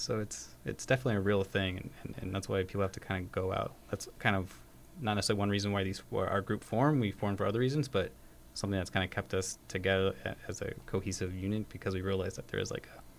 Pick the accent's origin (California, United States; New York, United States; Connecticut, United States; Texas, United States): California, United States; Monrovia; I grew up in Monrovia, and, like, my mom was from Monrovia, and, like, you know, my first job was in Pasadena. I went to PCC too.